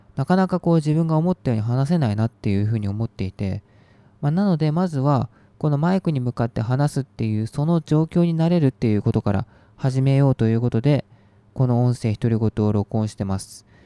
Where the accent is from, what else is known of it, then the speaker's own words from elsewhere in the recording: Japan; 日本で育って